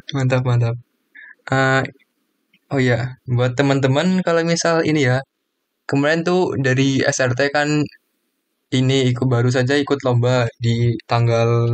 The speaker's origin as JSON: {"language": "Indonesian", "town": "Kebumen", "region": "Central Java", "country": "Indonesia", "said": "asal saya itu dari Kebumen"}